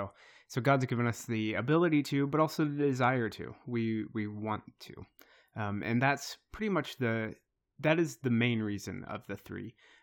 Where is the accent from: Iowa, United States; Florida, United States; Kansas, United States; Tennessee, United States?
Iowa, United States; I grew up in Eastern Iowa, but I've lived in this area for a long time.